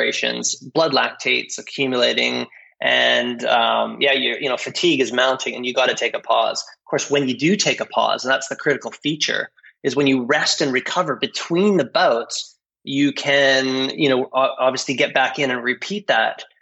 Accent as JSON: {"language": "English", "country": "Canada", "also_born_or_lived": "Australia / New Zealand", "moved": "as an adult", "said": "as a Canadian"}